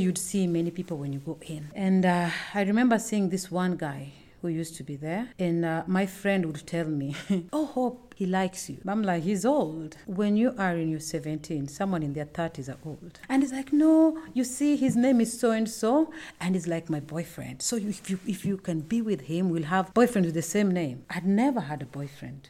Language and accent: English; Homa Bay, Homa Bay County, Kenya; also born or lived in South Nyanza; I'm from Kenya. I was born in a small town. It was a small town by then, Homa Bay